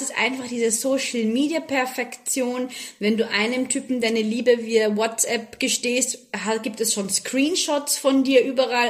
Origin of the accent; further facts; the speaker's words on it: Austria; moved away as an adult; now in Abu Dhabi, United Arab Emirates; von meinen Fellow-Österreicherinnen